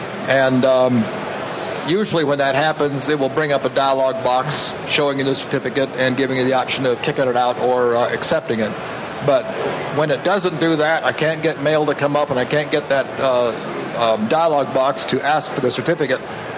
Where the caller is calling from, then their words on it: Bakersfield, California, United States; from Bakersfield, and it's another mail question.